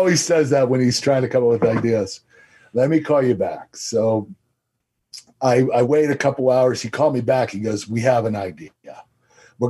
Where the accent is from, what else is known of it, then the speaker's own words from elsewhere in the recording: Pittsburgh, Pennsylvania, United States; my hometown in Pittsburgh